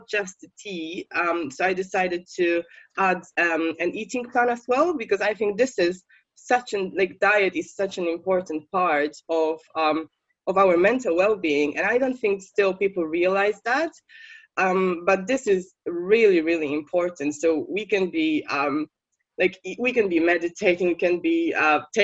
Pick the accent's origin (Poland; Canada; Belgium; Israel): Poland; English is a second language; moved away as an adult; now in United Kingdom; I'm from Poland, I should probably say that. And when I was living in Poland like years ago